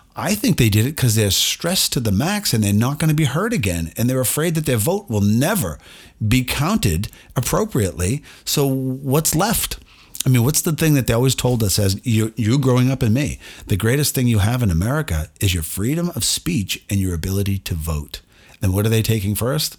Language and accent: English; United States; I'm an American